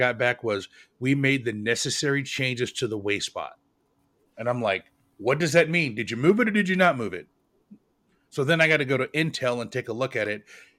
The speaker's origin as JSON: {"language": "English", "town": "Portland", "region": "Oregon", "country": "United States", "tie": "born or raised there", "moved": "yes", "lives_now": "Charlotte, United States", "said": "I have mine set to Portland, Oregon, because that literally is my hometown, and I'm in Charlotte"}